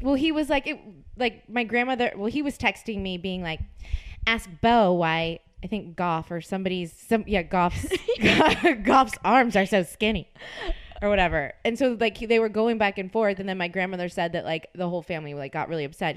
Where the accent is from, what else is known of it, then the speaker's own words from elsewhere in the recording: New Orleans, Louisiana, United States; moved away; I am from New Orleans